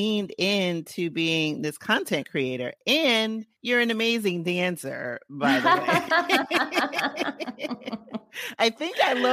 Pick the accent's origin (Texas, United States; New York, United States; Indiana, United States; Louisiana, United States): New York, United States; New York City; When I was growing up in the Bronx